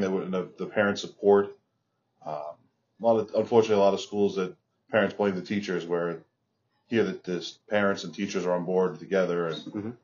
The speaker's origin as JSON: {"language": "English", "area": "Long Island", "region": "New York", "country": "United States", "tie": "born or raised there", "said": "I grew up in Long Island, public school kid from Long Island"}